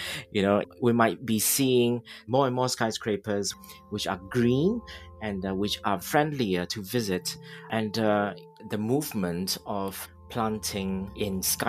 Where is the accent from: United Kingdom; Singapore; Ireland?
Singapore; moved away; Where I come from originally in Singapore